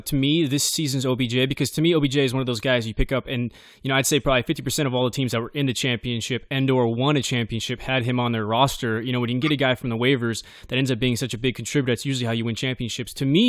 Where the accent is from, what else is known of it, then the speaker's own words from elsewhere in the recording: Bakersfield, California, United States; Derek Carr happens to be from my hometown, from Bakersfield, California.